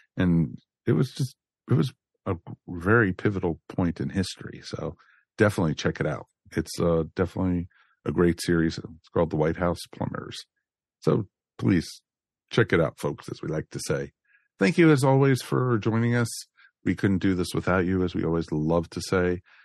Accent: United States; the area I grew up in outside of Washington, D.C.

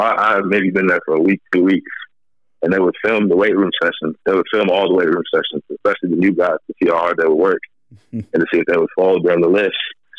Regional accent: Minneapolis, Minnesota, United States; also born or lived in San Diego / Iowa / Virginia; So I was born in San Diego. I was born in Southern California. Spent a lot of my younger life in the Midwest. So grew up in like the Minneapolis area, Minnesota. Also lived in Northwest Iowa.

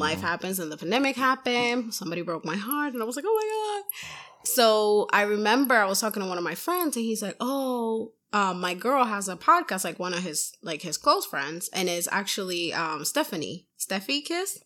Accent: Puerto Rico; now in Massachusetts, United States; I'm from Puerto Rico

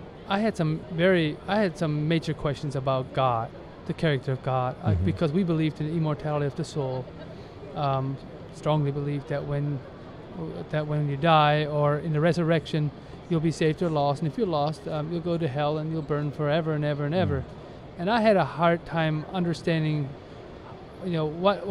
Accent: Ohio, United States; I was born and raised in the Amish community in Ohio, a very conservative Amish community

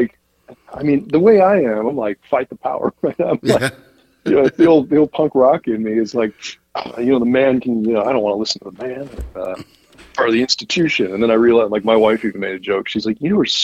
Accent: Midwest, United States; I'm a Midwesterner at heart, and I always will be

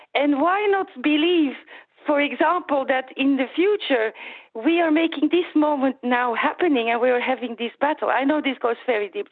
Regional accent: Flanders, Belgium; I'm from Flanders

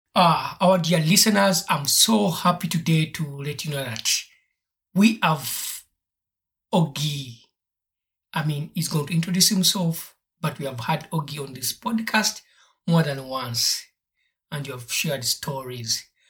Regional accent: Uganda; I grew up in Uganda

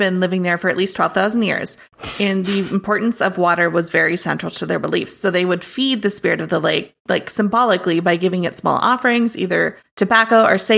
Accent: Minnesota, United States; Minnesota is like the opposite. We're very tall

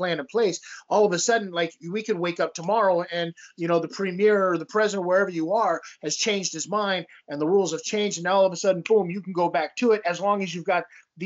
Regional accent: Las Vegas, Nevada, United States; growing up in Las Vegas

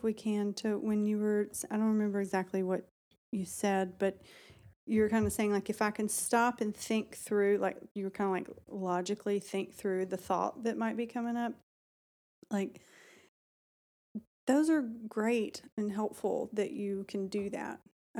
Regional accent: Alabama, United States; I was raised in Alabama.

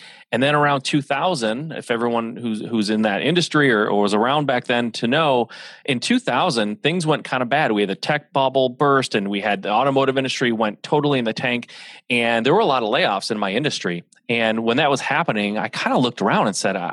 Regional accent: Michigan, United States; So I'm a Midwest guy, born and raised in Michigan. I am the son of an automotive family here in Michigan

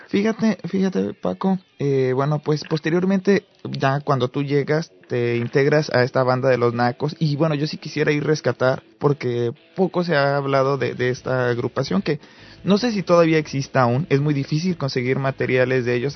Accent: Morelos, Mexico; Morelos, de donde yo soy

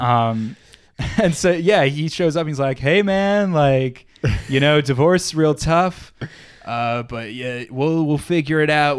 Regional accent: New York, United States; I am the New York lawyer, 'cause I am from New York

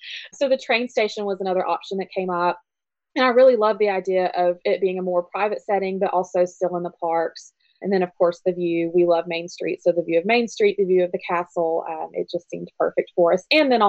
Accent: Tennessee, United States; We're from Tennessee

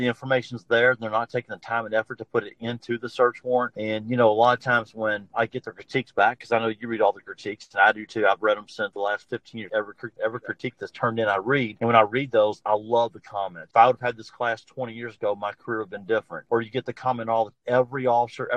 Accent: Louisville, Kentucky, United States; Born and raised in Louisville, Kentucky, entire life.

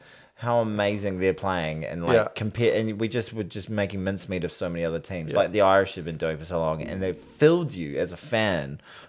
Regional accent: New Zealand; I'm a New Zealander.

